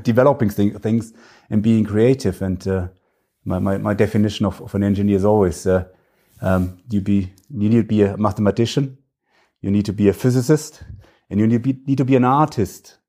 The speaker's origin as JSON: {"language": "English", "area": "Franconia", "region": "northern Bavaria", "country": "Germany", "tie": "born or raised there", "accent": "German", "second_language": "English", "said": "I am German, if you, if you may sense from my, uh, terrible accent. Uh, so I, I, I grew up in a little village in the north of Bavaria. It's in the region, it's called Franconia."}